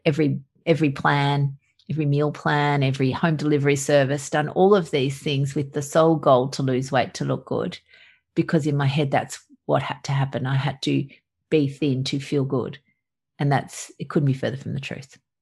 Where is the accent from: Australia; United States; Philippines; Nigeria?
Australia; obviously from my accent i'm from australia